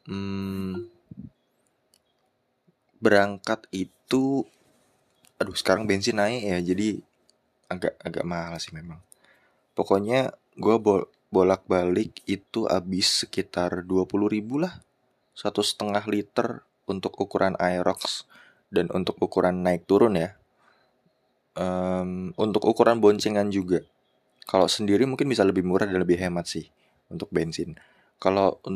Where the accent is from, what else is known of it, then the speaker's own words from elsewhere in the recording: Cikarang, West Java, Indonesia; gue dari Cikarang